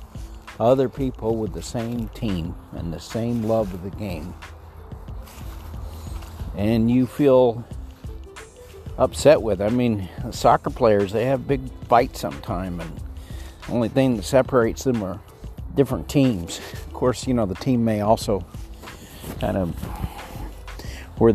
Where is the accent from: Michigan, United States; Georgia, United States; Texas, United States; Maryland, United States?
Texas, United States; El Paso; I grew up in Texas in El Paso